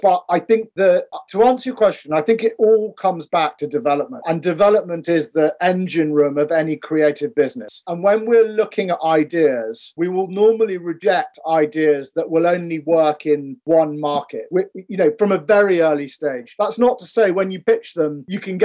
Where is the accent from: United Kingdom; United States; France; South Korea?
United Kingdom; Scotland; we're from Scotland